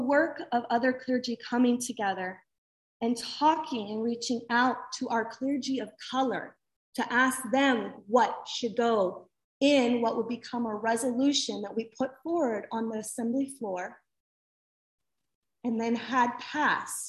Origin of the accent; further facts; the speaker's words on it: Oregon, United States; moved away as an adult; now in Bay Area, United States; growing up in Oregon and never moving away